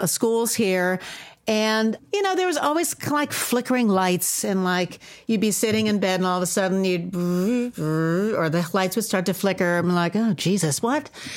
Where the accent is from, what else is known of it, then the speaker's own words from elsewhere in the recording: New York, United States; moved away as an adult; So moved back to New York, and I wasn't planning on moving back to my hometown, but I found this house, which happened to be in the same town that I grew up in.